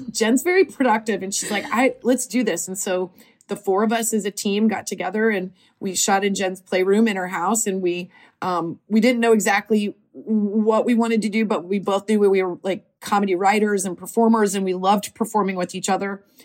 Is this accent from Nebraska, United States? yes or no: yes; Nebraska, United States; moved away as an adult; now in Los Angeles, United States; we are both from Nebraska